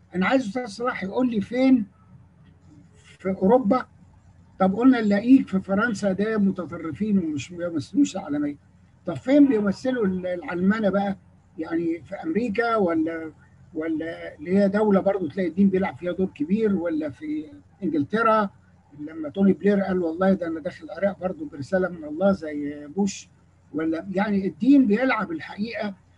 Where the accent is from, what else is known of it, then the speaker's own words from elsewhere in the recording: Egypt; انا من مصر